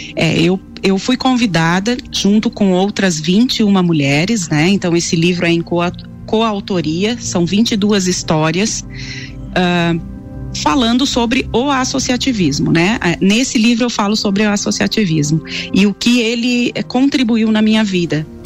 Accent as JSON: {"language": "Portuguese", "town": "São Miguel do Oeste", "region": "Santa Catarina", "country": "Brazil", "tie": "born or raised there", "moved": "as an adult", "lives_now": "Lages, Brazil", "said": "Sou natural de São Miguel do Oeste, mas moro aqui em Lages há 20 anos, então eu já sou lagiana"}